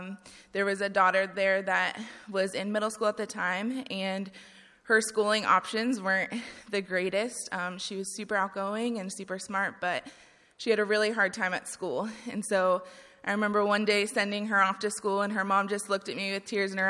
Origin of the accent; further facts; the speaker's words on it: Ohio, United States; I'm from Ohio.